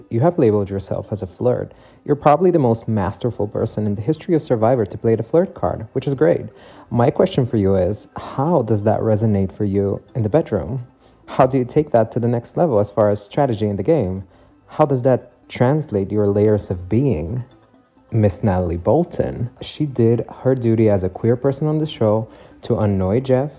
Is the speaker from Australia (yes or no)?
no; Sofia, Sofia City, Bulgaria; English is a second language; I'm from Sofia, Bulgaria